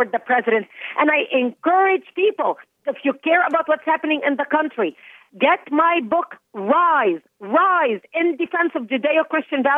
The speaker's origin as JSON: {"language": "English", "country": "Lebanon", "tie": "born or raised there", "first_language": "Arabic", "second_language": "English", "moved": "yes", "lives_now": "United States", "said": "I was born and raised in Lebanon"}